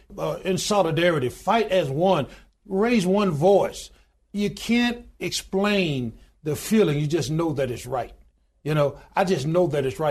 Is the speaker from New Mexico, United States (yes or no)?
no; Goodwater, Alabama, United States; I was born in a little small town in Goodwater, Alabama, population 1,292 today